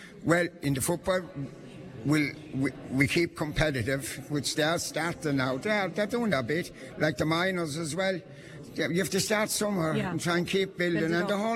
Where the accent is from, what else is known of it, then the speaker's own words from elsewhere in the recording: Lisvarnane, Munster, Ireland; But growing up in Lisvarnane was something else. I have serious memories of Lisvarnane and Aherlow. Lots of stories about fellas trashing the old style, everything. So I will sign off. The grandest spot in Ireland.